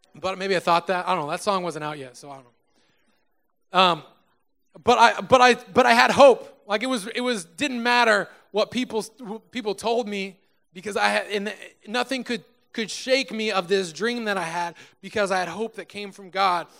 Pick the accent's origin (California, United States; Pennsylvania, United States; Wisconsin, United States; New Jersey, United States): California, United States; Susanville; moved away as an adult; now in Sacramento, United States; drove from my hometown, Susanville, California, to Sacramento, California